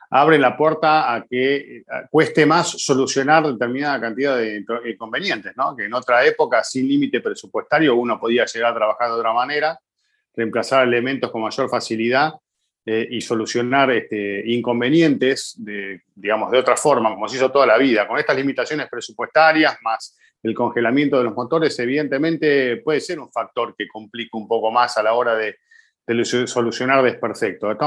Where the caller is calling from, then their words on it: Montería, Córdoba, Colombia; Hola amigos de Fórmula Latina … soy de Montería, Colombia